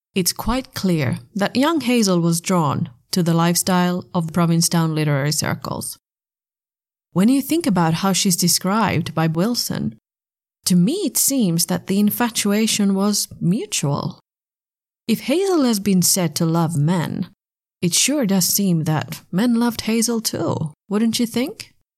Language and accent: English; Finland; now in Germany; my home country